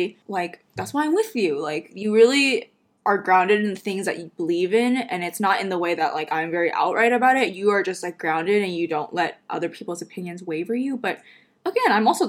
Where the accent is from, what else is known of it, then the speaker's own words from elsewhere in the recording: Renton, Washington, United States; also born or lived in Kent, Washington; I grew up in Renton/Kent